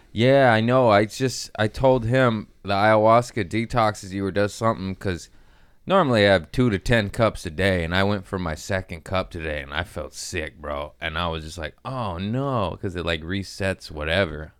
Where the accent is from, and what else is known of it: California, United States; born or raised there